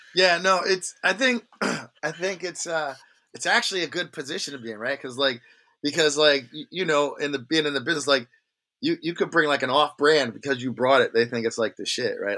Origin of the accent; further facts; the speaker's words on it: Long Branch, New Jersey, United States; also born or lived in Red Bank, New Jersey; I grew up in a town called Long Branch